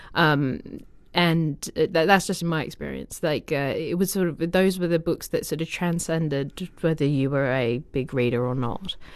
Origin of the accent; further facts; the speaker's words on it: Australia; moved away; I'm from Australia